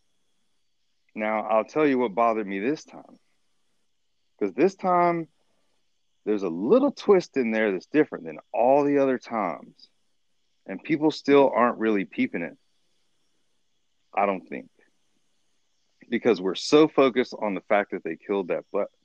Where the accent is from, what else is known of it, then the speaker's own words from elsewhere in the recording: United States; as a black dude growing up in America